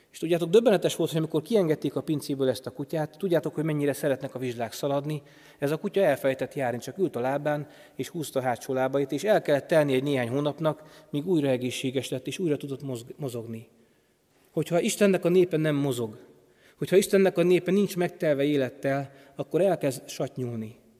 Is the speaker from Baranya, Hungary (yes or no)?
no; foot of Tokaj Hill, Borsod-Abaúj-Zemplén, Hungary; Én helyben nőttem fel, Tokaj hegy alján